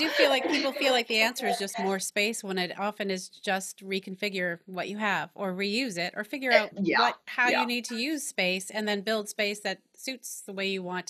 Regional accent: New England, United States; also born or lived in California; I'm from New England.

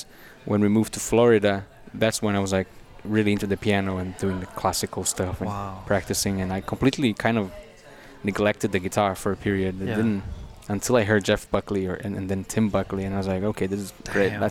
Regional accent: Brazil; now in Denmark; I went back to Brazil

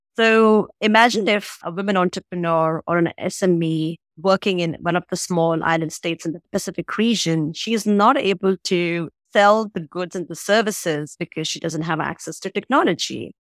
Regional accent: Agra, Uttar Pradesh, India; moved away as an adult; also born or lived in Delhi, India; now in Singapore; I'm originally from Agra, which is where you have the Taj Mahal, the epitome of romance and love in India

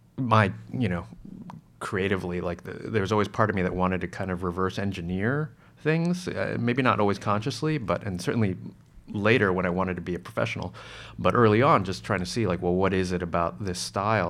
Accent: New Jersey, United States; I grew up in Jersey

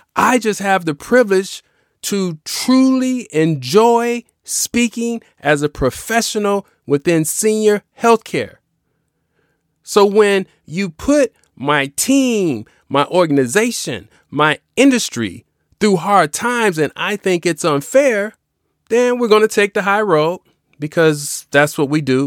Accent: Chicago, Illinois, United States; As a kid growing up in Chicago

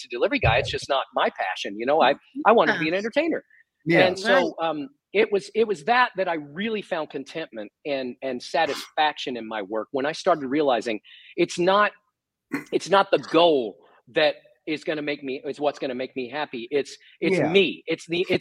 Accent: Texas, United States; I was from Texas.

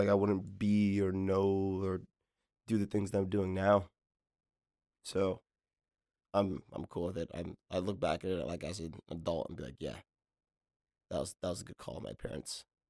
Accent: Inglewood, California, United States; But also growing up in Inglewood and living there

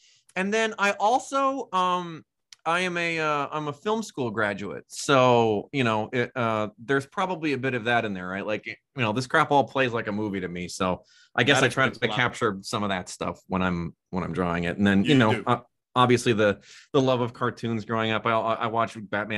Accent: a suburb north of Milwaukee, Wisconsin, United States; I grew up in a suburb north of Milwaukee, Wisconsin.

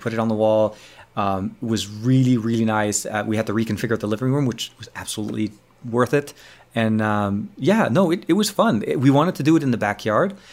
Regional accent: Lebanon; moved away; my home country, Lebanon.

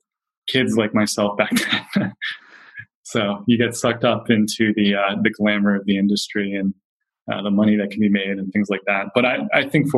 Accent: Philadelphia, Pennsylvania, United States; now in Bay Area, United States; I'm from Philadelphia

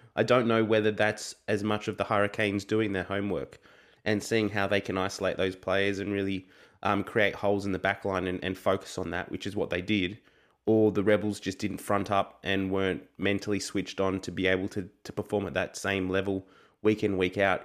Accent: Australia; as an Australian rugby fan

